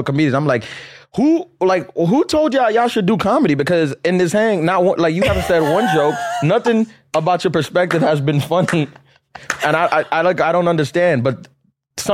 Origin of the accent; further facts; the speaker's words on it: New York City, New York, United States; In Queens, Christ the King.